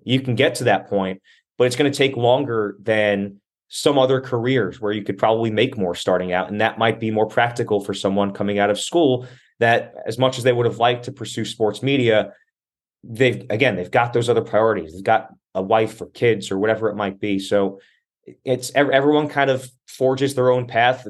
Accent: Arizona, United States; moved away as an adult; also born or lived in Staten Island, New York; now in New Jersey, United States; I was like ten years old when I moved with my family out to Arizona

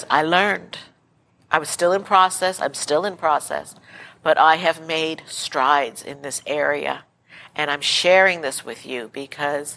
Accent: New York City, New York, United States; I grew up Italian Catholic in Brooklyn, New York

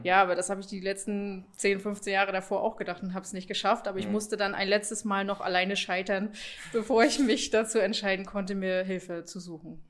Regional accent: Usedom, Mecklenburg-Vorpommern, Germany; ich komme von der Insel Usedom, beziehungsweise aus dem Umfeld der Insel Usedom

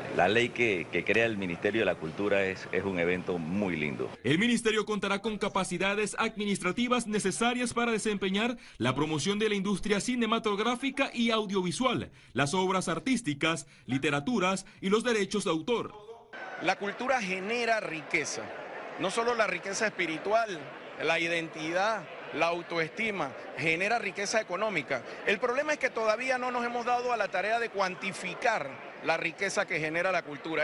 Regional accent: Panama; nosotros, después de 500 años, como panameños

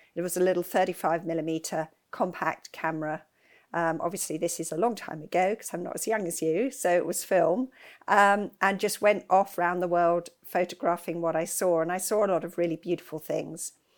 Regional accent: West Sussex, South East England, United Kingdom; I grew up in West Sussex.

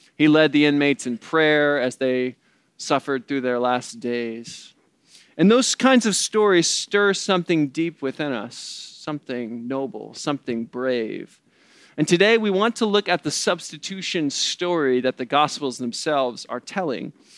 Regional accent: the Bible Belt, the South, United States; moved away; I grew up in the Bible Belt

